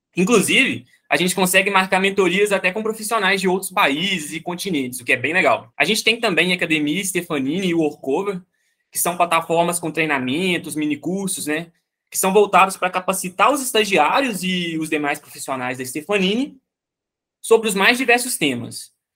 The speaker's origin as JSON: {"language": "Portuguese", "town": "Itabira", "region": "Minas Gerais", "country": "Brazil", "said": "eu sou de Itabira, Minas Gerais"}